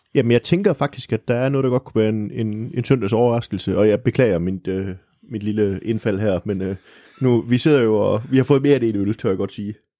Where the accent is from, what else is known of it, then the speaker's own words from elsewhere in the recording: Silkeborg, Central Denmark Region, Denmark; jeg kommer jo fra Silkeborg